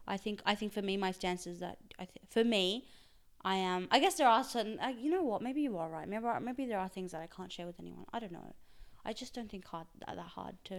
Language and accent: English; Australia; first language Urdu; English is a second language; also born or lived in Pakistan; I was born in Pakistan, and then I moved to Australia when I, I was eight, and I've been here since then